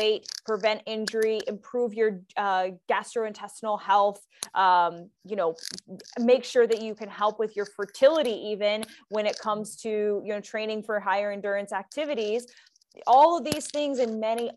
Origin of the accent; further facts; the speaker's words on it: Cincinnati, Ohio, United States; I grew up in Cincinnati, Ohio